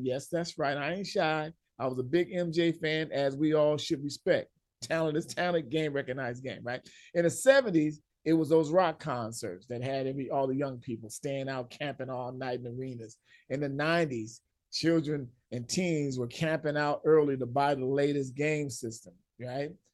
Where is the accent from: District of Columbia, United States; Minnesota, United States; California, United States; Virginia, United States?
California, United States; Los Angeles; growing up in Southern California, L A, I played ball outside too much.